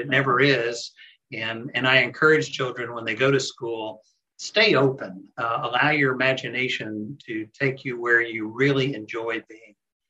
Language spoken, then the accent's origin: English; Central Florida, United States; I was raised in Central Florida